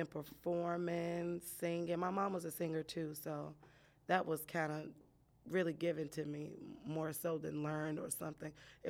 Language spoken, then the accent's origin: English; Chicago, Illinois, United States; born and raised in Chicago, right on the west side. But my daddy was in the hundreds, so I'm half hundreds too. But grew up here